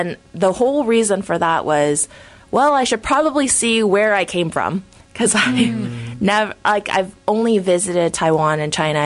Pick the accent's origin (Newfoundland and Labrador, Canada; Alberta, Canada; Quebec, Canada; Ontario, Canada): Ontario, Canada; Hamilton; also born or lived in Toronto; I was born in Toronto but raised in Hamilton. So I went to elementary school, middle school, high school, and university all in Hamilton